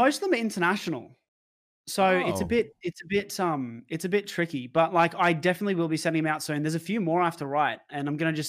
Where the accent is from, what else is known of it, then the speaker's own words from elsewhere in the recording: Brisbane, Queensland, Australia; it is a female that me and him know because we're both from Brisbane.